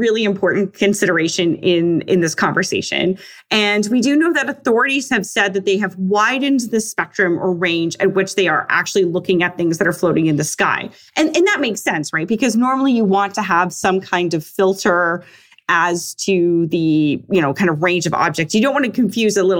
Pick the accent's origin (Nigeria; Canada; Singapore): Canada